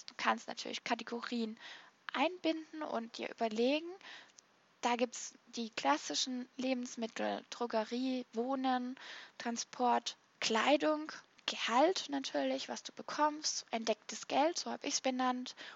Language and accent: German; Baden-Württemberg, Germany; weil ich bin so ein kleiner Sparfuchs und ich bin halt auch Schwäbin